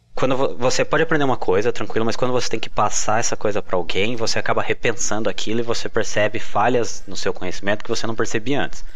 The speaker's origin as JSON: {"language": "Portuguese", "town": "Botucatu", "region": "São Paulo", "country": "Brazil", "moved": "yes", "said": "Sou do interior de São Paulo"}